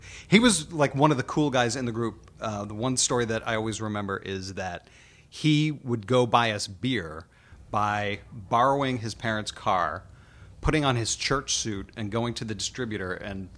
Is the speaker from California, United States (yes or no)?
no; Pittsburgh, Pennsylvania, United States; I'm from Pittsburgh